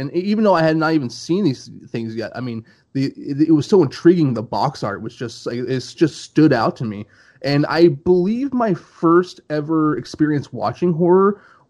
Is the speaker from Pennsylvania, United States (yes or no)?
no; Minnesota, United States; now in California, United States; I'm currently in California. I'm not from California. I'm from actually more towards Minnesota and such.